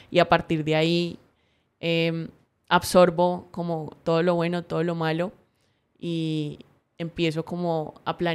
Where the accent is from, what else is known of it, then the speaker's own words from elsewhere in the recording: Cali, Valle del Cauca, Colombia; Entonces me estaba escuchando la voz súper paisa, pero no, yo soy súper caleña.